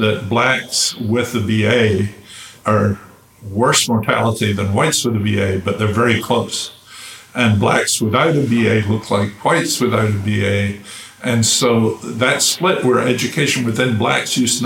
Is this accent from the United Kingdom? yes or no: yes; United Kingdom; now in United States; I grew up in Britain